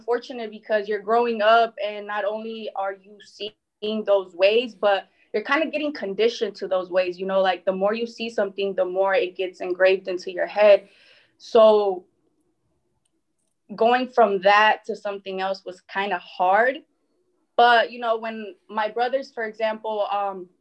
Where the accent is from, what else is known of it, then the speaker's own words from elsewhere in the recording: Milwaukee, Wisconsin, United States; also born or lived in Mexico; I'm originally from Mexico, but my family and I moved here to the United States when I was about three. I live in Milwaukee right now